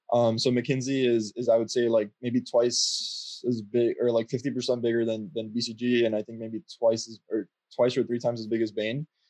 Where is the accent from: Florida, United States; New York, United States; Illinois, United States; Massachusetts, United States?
Florida, United States; Miami; moved away; I'm originally from Miami